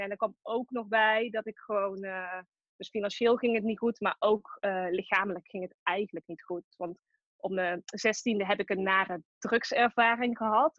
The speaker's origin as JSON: {"language": "Dutch", "town": "Tilburg", "region": "North Brabant", "country": "Netherlands", "accent": "Brabant", "said": "Ik kom uit Tilburg, dat hoor je misschien ook wel"}